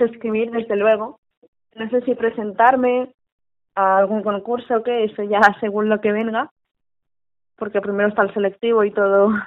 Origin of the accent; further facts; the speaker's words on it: Valencian Community, Spain; sé que vengo de padre vasco, madre valenciana, que yo soy valenciana de pura entrega